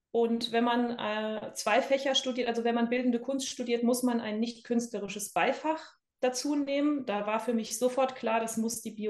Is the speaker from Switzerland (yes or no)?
no; Bad Kreuznach, Rhineland-Palatinate, Germany; also born or lived in United States; Äh, in Bad Kreuznach, das ist in Rheinland-Pfalz, in der Nähe von Mainz.